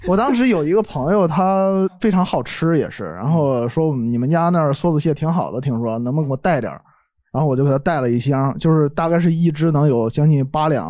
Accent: Shandong, China; 我是山东人，

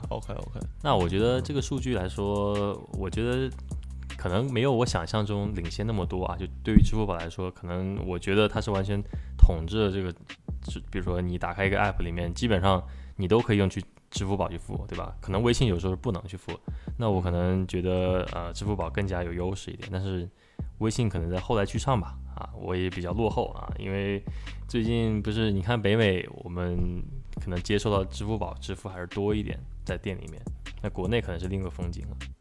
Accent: China; now in Canada; 你像加拿大这边，你看我们只是代表我们中国人一个小群体

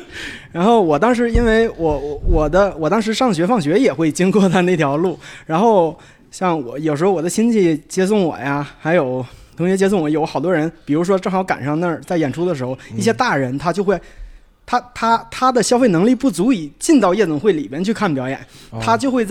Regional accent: Shenyang, Liaoning, China; 我是燕粉街出生的人，嗯，我也是在燕粉街长大的人。

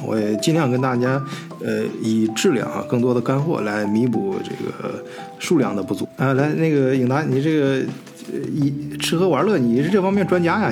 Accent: China; now in Germany; 我们中国人最熟悉的这个饮食业

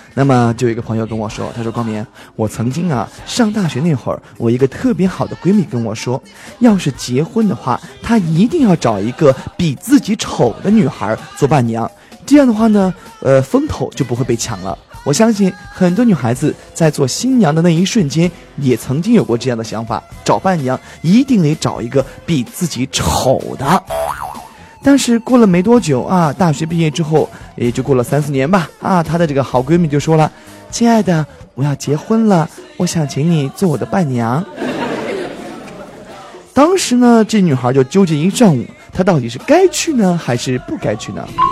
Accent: Henan, China; 我是河南人

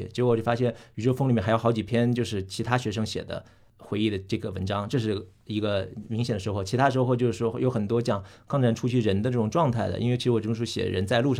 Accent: Hunan, China; 也可能是因为我是湖南人

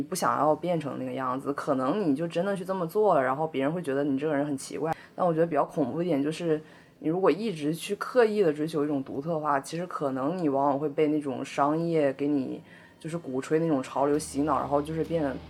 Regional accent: Northeast China, China; now in Beijing, China; 我老家是在那个东北蓝山，然后我们家嗯。有个特别大的寺庙，就是叫嗯。立佛院

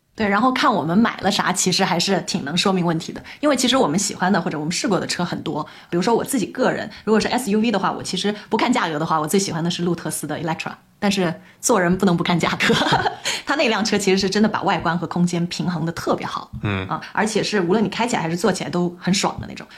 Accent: Guangzhou, Guangdong, China; 我们广州人就主打一个松弛感嘛

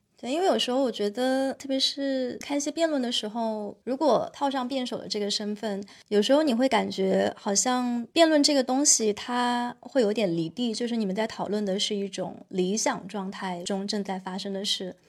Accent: Guizhou, China; moved away; 我从小的时候在贵州长大

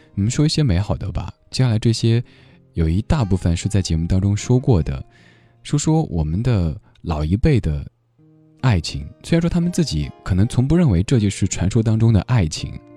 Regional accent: Sichuan, China; accent: Sichuanese; now in Beijing, China; 用我们四川话讲

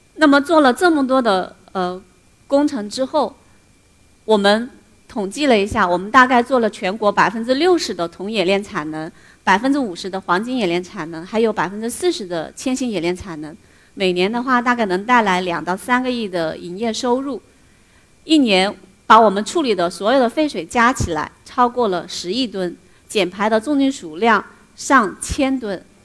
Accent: Xiang River, Hunan, China; also born or lived in Germany; 我的家乡，湘江

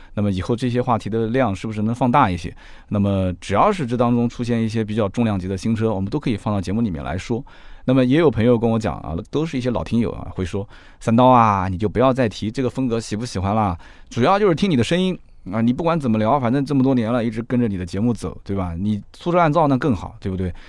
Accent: Nanjing, Jiangsu, China; accent: Nanjing dialect; 我们南京话讲叫“男人有三宝，丑妻露天破棉袄”

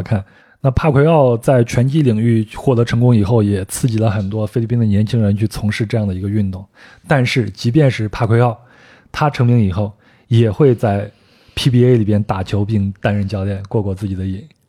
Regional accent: China; 我从中国过来的

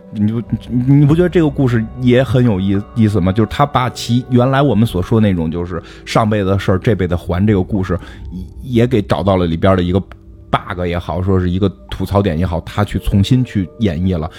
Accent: China; 作为中国人，我觉得比《达芬奇密密码》还强

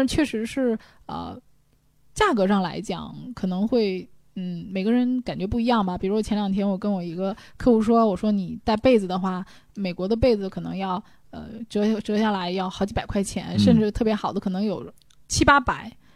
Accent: China; 我们中国人这个体质

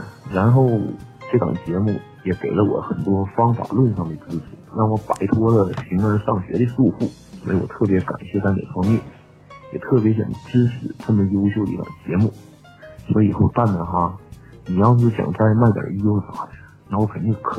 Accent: Northeast China, China; 大家好，我是一个东北人，是干教育培训的一个小个体户

